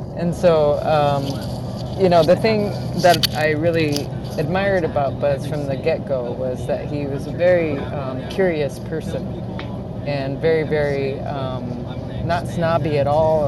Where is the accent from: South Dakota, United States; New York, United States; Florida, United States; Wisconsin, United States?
South Dakota, United States; I grew up in South Dakota